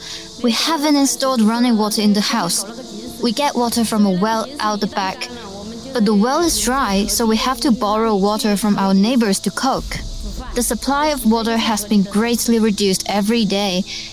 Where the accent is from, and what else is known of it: eastern Sichuan, China; born or raised there